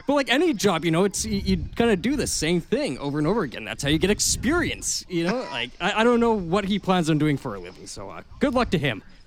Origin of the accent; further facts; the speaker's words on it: Ottawa, Ontario, Canada; also born or lived in Halifax / Toronto; now in Winnipeg, Canada; born and raised in Ottawa, then moved to Halifax, Toronto